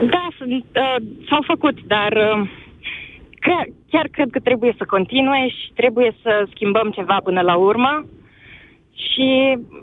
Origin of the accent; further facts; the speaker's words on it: Drobeta-Turnu Severin, Mehedinți County, Romania; eu sunt din uh, Severin